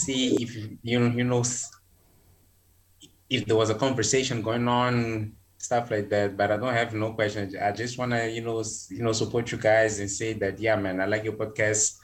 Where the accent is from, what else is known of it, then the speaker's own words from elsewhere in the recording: Mozambique; I'm from Mozambique. I'm in Mozambique.